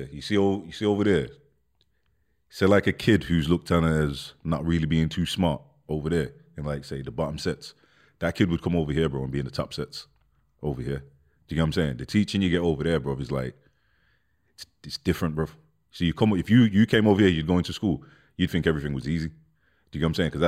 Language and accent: English; London, United Kingdom; born there; I'm born born in London. So I, I, remember I remember living in London for a little bit when I was a kid, like I was small, bro.